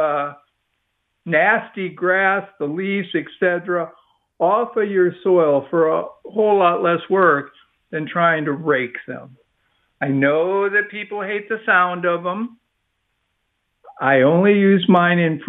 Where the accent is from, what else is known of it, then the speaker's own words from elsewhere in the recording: Midwest, United States; now in Texas, United States; I was raised in the Midwest as a kid